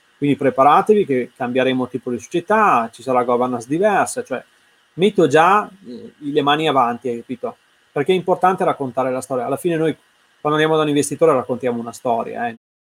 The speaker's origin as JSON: {"language": "Italian", "town": "Verona", "region": "Veneto", "country": "Italy", "said": "io sono di Verona"}